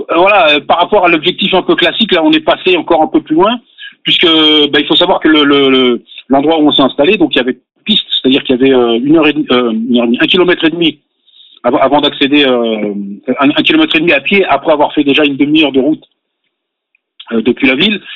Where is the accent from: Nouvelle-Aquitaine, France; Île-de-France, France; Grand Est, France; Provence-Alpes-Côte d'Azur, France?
Île-de-France, France; Paris suburbs; moved away as an adult; also born or lived in Aix-en-Provence; now in Pyrénées-Orientales, France; je suis né à Aix-en-Provence au mois d'août et au mois de septembre, mes parents, je suis reparti avec mes parents en banlieue parisienne. J'ai grandi, euh, j'ai passé euh, mes 30 premières années en, banlieue.